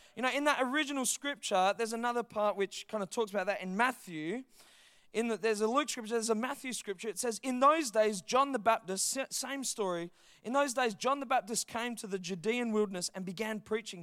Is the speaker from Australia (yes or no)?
yes; Perth, Western Australia, Australia; I grew up in Heathridge. six oh two seven, baby, that's my hood.